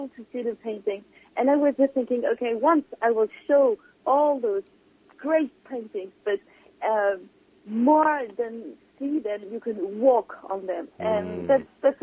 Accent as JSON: {"language": "English", "area": "near Le Havre", "region": "Normandy", "country": "France", "tie": "born or raised there", "said": "I was born in Normandy"}